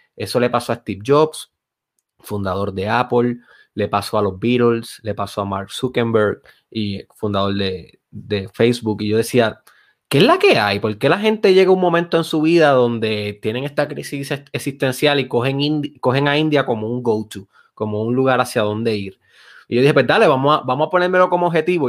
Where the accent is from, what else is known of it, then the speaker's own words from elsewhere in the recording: Lajas, Puerto Rico; Yo soy de Lajas.